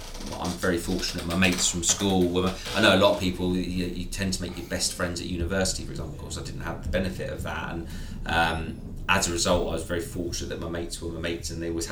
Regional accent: Surrey, South East England, United Kingdom; Born and raised in Surrey

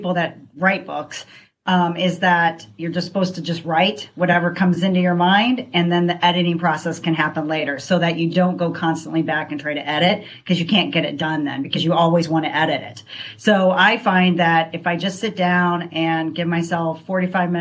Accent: Carmel, Indiana, United States; moved away as an adult; also born or lived in Chicago, Illinois; now in Lakewood Ranch, United States; I grew up in Indiana, in Carmel, Indiana, and that's where I graduated

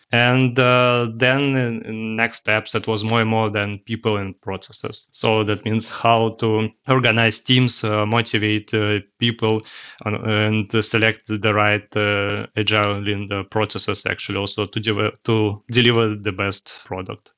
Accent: Russia; English is a second language; also born or lived in Cologne, Germany; now in Germany; originally, I'm from Russia, but live here in Germany, uh, since, uh, half of my life.

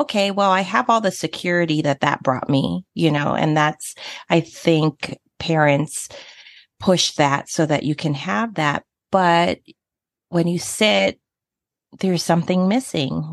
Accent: California, United States; also born or lived in American Samoa; I was raised in California

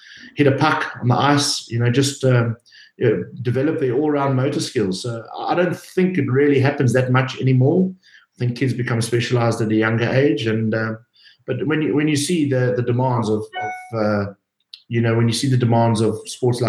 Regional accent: Cape Town, Western Cape, South Africa; I'm from Cape Town. I went to school here

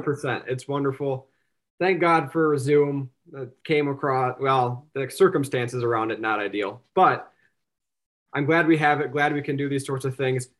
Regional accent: Sioux Falls, South Dakota, United States; I grew up in South Dakota, Sioux Falls, South Dakota

